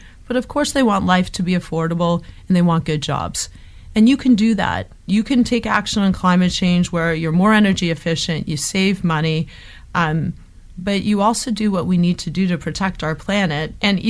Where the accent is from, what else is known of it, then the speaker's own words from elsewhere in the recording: Hamilton, Ontario, Canada; moved away; I'm from Hamilton